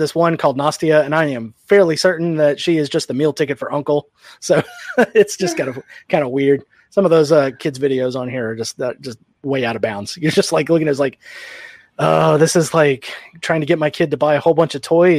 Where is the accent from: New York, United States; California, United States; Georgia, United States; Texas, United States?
Texas, United States; Houston; Unfortunately, I learned a whole bunch of dirty street Spanish, you know, growing up in South Houston.